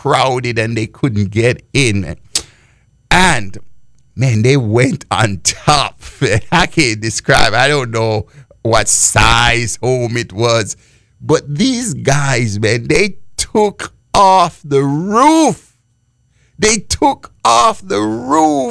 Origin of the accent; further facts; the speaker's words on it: Jamaica; I grew up in Jamaica and the Baptist and under the Baptist denomination.